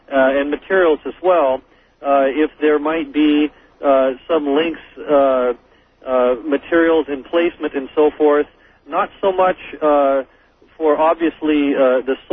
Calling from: Cleveland, Washington, United States; also born or lived in Middle East; I am calling from Cleveland, Washington.

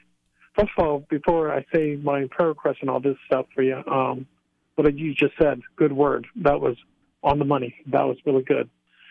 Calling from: Lancaster, Pennsylvania, United States; Like I said, yeah, I'm calling from Pennsylvania. My wife and I, we live in the Amish country area in okay. Lancaster, on the outskirts of yes. Lancaster.

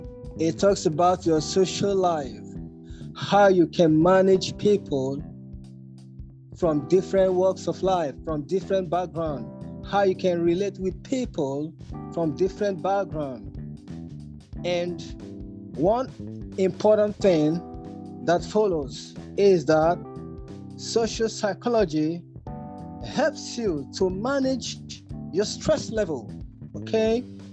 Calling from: Nigeria; Good evening, everyone. I'm speaking from Nigeria.

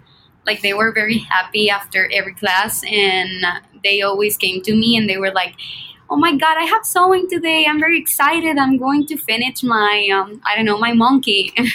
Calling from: Monterrey, Nuevo León, Mexico; I'm in Monterrey. It's near Texas.

